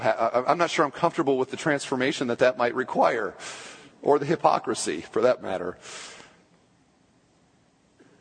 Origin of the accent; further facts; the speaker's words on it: United States; We're so American.